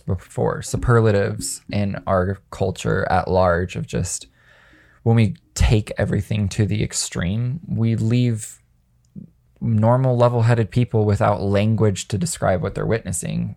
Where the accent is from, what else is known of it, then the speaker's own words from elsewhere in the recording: Las Vegas, Nevada, United States; I grew up in Las Vegas, at a high school full of horny teenagers